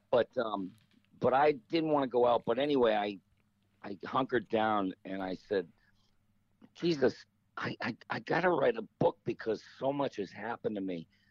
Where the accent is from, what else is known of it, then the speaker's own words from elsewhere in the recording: Detroit, Michigan, United States; growing up in Detroit